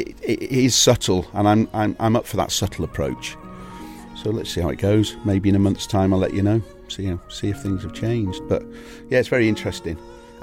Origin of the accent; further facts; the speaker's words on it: Wales, United Kingdom; also born or lived in Salisbury; So I spent from about third year in secondary school in North Wales. Prior to that, because my father had been in the forces, we'd been to Salisbury. I was born in overseas. Yeah, we'd lived kind of all over. We'd moved back up to Wales for a little bit